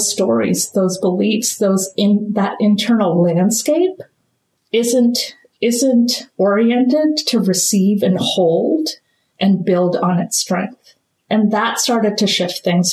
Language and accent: English; India; I am Indian.